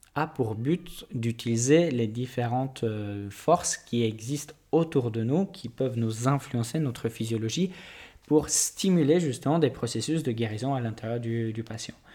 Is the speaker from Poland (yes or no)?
yes; Poland; moved away; je suis polonais.